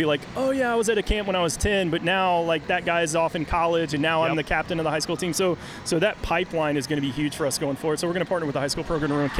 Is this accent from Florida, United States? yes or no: no; Virginia, United States; moved away; I grew up in Virginia on the East Coast, and when I was growing up in the 80s and 90s